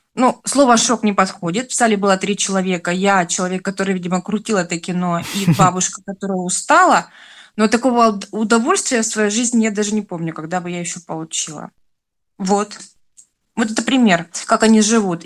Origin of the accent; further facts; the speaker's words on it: southern Russia, Russia; also born or lived in Rostov-on-Don; я выросла на юге, у нас тут другой менталитет